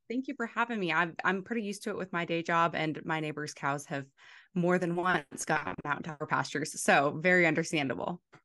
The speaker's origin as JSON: {"language": "English", "town": "Front Royal", "region": "Virginia", "country": "United States", "tie": "born or raised there", "said": "I grew up in a small town called Front Royal"}